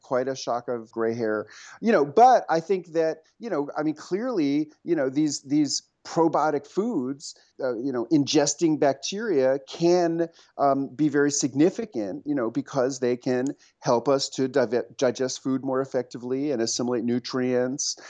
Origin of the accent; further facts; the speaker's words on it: New York City, New York, United States; moved away as an adult; also born or lived in rural Tennessee; now in Tennessee, United States; I grew up on the Upper West Side, about two blocks from Zabar's